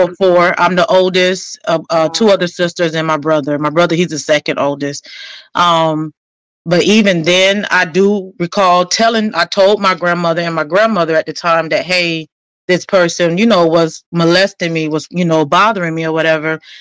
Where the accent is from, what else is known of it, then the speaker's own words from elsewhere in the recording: Fort Lauderdale, Florida, United States; also born or lived in New Jersey; born and raised in Fort Lauderdale